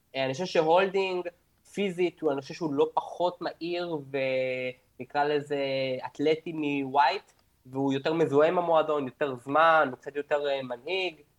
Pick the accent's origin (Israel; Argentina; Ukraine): Argentina; אני תמיד בתור ארגנטינאי